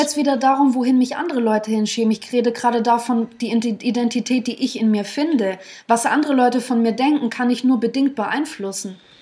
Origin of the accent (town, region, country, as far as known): Germany